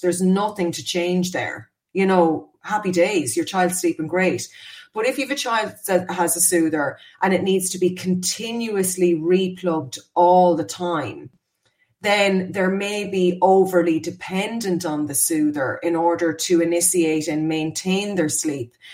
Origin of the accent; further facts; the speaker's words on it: Ireland; We were terrible as Irish people